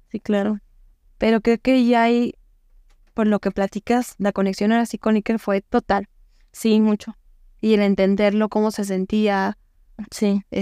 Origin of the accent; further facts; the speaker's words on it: Yurécuaro, Michoacán, Mexico; Michoacán. Soy de Yurecuero, Michoacán.